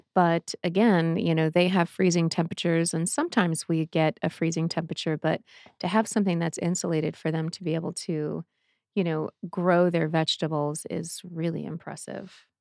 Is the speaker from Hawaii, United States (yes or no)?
no; Boston, Massachusetts, United States; now in Arizona, United States; I am from Boston